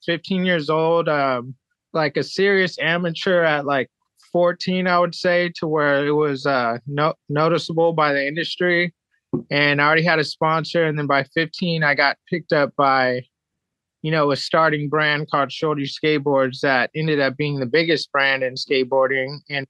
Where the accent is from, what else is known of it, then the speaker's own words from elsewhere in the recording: Japan; also born or lived in San Diego, United States; So I was born in San Diego, California, and my dad was in the military. He was a commander in the military and did the Gulf War thing. And my mom was in the medical field, and he got stationed in Japan. And I moved to Japan at six